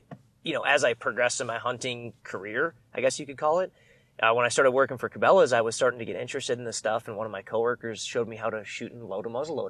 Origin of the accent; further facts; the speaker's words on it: Wisconsin, United States; moved away as an adult; also born or lived in Sidney, Nebraska / Denver, Colorado; I grew up in Wisconsin.